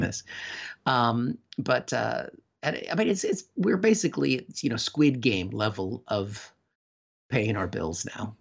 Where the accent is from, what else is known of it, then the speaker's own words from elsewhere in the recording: United States; moved away; my home country, I was just there